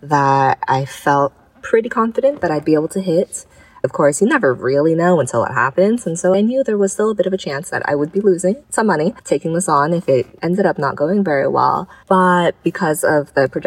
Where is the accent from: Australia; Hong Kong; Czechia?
Hong Kong; moved away; growing up in Hong Kong, having the history of SARS